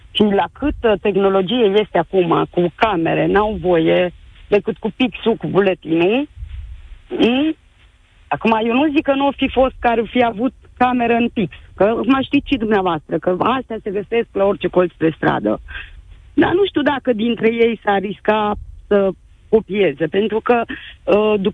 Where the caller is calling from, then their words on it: Târgu Mureș, Mureș County, Romania; din Târgu Mureș, mama unei eleve care astăzi a dat bacul la istorie.